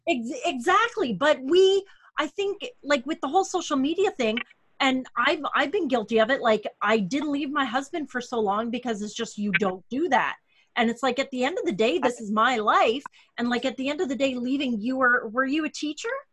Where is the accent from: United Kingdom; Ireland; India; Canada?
Canada; I'm your Canadian co host